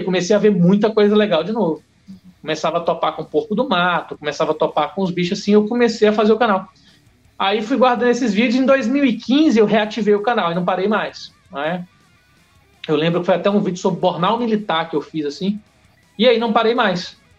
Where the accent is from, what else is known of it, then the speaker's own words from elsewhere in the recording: Porto Velho, Rondônia, Brazil; also born or lived in Ceará; depois viemos para Rondônia, para Porto Velho. Né? Então, pô, eu tô aqui há 36 anos